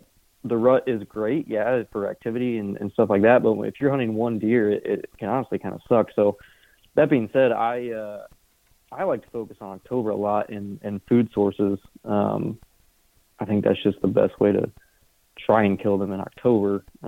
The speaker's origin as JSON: {"language": "English", "region": "Indiana", "country": "United States", "moved": "as an adult", "lives_now": "Iowa, United States", "said": "I'm from Indiana, so sold my house, quit my job, moved to Iowa."}